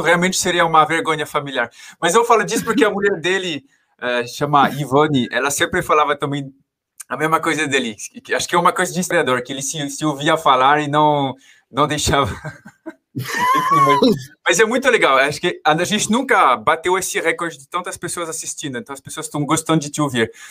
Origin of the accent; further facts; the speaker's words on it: France; Portuguese is a second language; moved away as an adult; also born or lived in Paris / Maringá; now in São Paulo, Brazil; como francês me identifico bastante